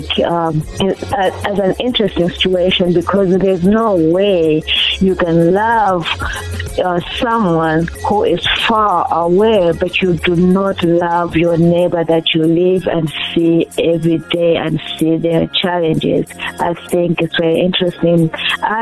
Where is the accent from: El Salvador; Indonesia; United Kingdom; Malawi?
Malawi; now in Chicago, United States; I'm originally from Malawi, Southeast Africa.